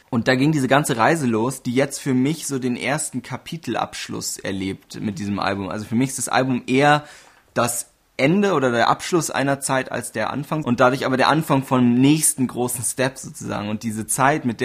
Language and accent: German; Bavaria, Germany; Aber ja, streng genommen, so von der Definition her, tatsächlich bin ich Oberbayer.